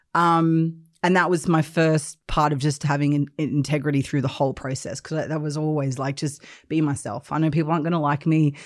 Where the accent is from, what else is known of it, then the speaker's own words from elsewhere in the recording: Australia; moved away as an adult; also born or lived in England; I grew up in Australia, uh, but then I left when I was twenty-one and I came to the U K